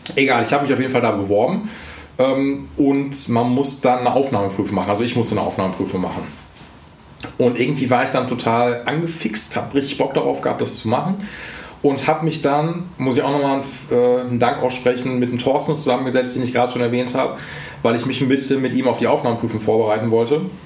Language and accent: German; Essen, North Rhine-Westphalia, Germany; wo ich herkomme. Da meine ich so, ja, aus Essen